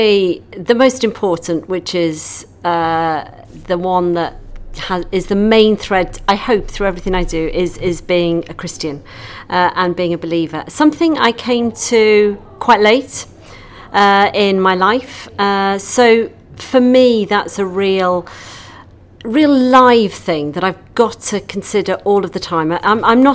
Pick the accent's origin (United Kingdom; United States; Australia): United Kingdom; North Wales; also born or lived in London; now in Mid Wales, United Kingdom; I was born in North Wales